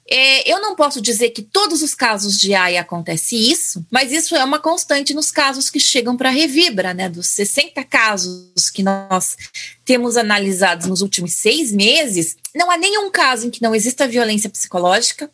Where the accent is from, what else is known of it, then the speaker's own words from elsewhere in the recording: Brazil; moved away; nós somos mulheres brasileiras no exterior